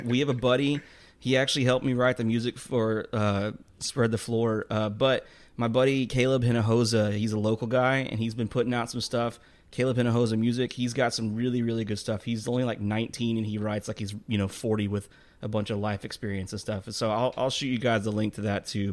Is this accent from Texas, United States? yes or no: yes; Texas, United States; I'm from Texas.